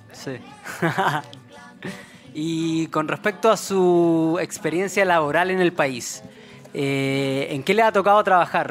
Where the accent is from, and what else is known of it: Chile